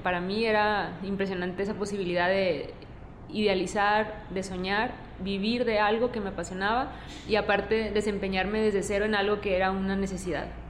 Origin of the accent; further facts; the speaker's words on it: Cananea, Sonora, Mexico; now in Monterrey, Mexico; donde nací y crecí es un pueblo, Cananea